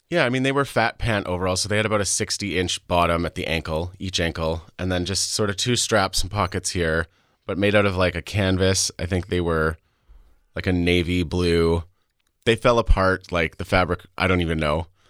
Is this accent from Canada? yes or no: yes; Saskatchewan, Canada; also born or lived in Alberta; I was born in Alberta to an American father and a Canadian mother. Um, so I am a dual citizen. I grew up in Saskatchewan